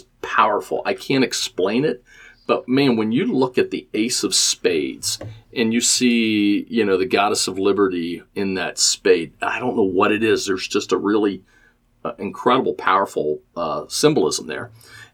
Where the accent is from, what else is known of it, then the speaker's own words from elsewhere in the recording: Norwood, Ohio, United States; also born or lived in Chicago; I'm a born and bred. I grew up in Norwood, Cincinnati guy